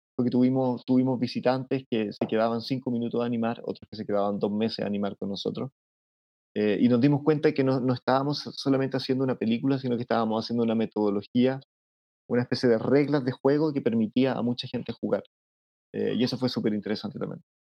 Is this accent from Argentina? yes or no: no; Chile; yo soy chileno